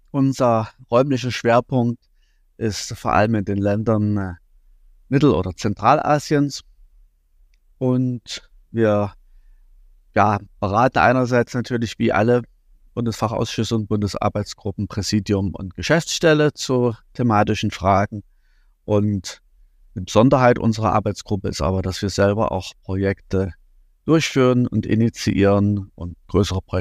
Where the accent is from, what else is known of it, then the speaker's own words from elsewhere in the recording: East Germany, Germany; ich bin in der DDR groß geworden